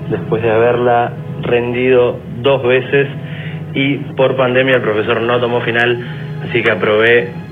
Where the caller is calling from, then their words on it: Quilmes, Buenos Aires Province, Argentina; de Quilmes